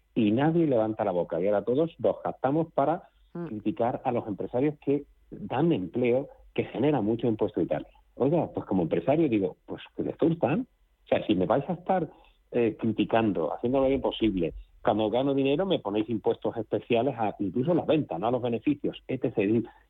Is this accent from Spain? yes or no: yes; Spain; como español